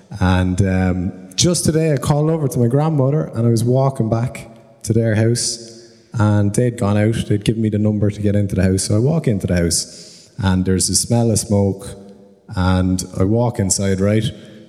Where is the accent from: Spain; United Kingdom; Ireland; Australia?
Ireland; Cork, Munster; So I'm from Cork, but I just came up to come to this for a couple of days. I got some family here in Dublin